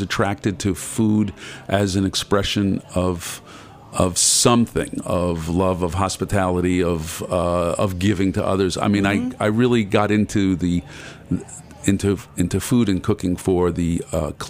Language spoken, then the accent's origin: English; New York City, New York, United States; I grew up in Brooklyn